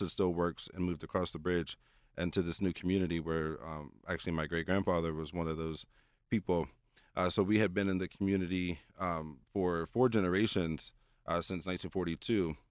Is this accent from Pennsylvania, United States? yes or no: yes; Pittsburgh, Pennsylvania, United States; my hometown